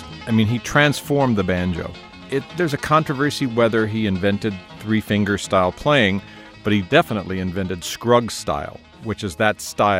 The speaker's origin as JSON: {"language": "English", "region": "Texas", "country": "United States", "tie": "born there", "said": "I have Irish and Scottish and English roots, and I was born in Texas."}